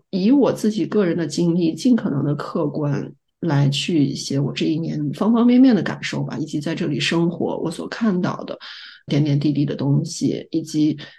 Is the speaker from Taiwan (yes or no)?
no; Xi'an, Shaanxi, China; moved away; 我小时候在西安那会儿手掌过冻疮